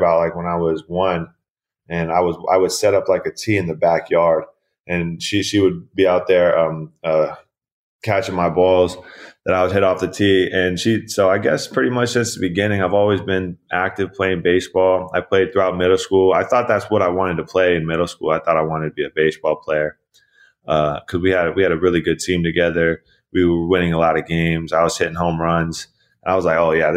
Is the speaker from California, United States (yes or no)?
yes; Camarillo, California, United States; also born or lived in Irvine, California; So I was born in Irvine, California. I lived there until I was about 8 years old, second grade-ish. We moved to here to Camarillo, where I currently live and my family lives. So just growing up here in Camarillo